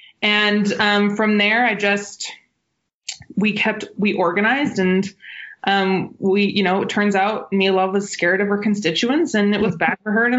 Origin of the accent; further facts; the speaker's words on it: Utah, United States; also born or lived in Provo / New York City; Well, no, because 2 weeks after my birth, they moved to New York City. So I lived in New York for a little while. Then we moved back to Utah.